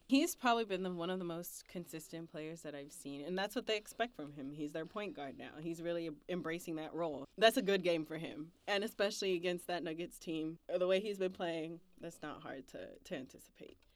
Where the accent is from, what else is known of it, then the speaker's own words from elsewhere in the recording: West Coast, United States; I'm from the West Coast. Hockey suffers where I'm from